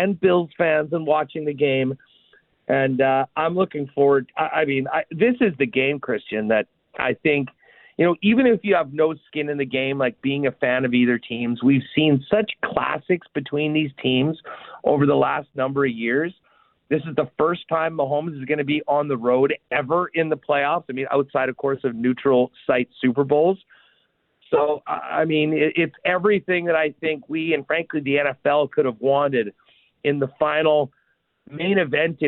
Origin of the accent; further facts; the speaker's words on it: Winnipeg, Manitoba, Canada; I'm born and raised in Winnipeg